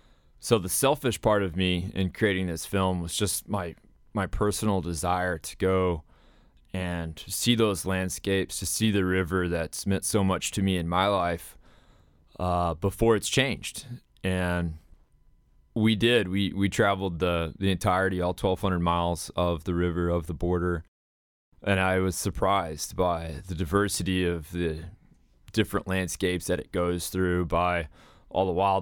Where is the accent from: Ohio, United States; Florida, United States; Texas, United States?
Texas, United States; Amarillo; also born or lived in San Angelo, United States; Sure. I'm a Texan, West Texan.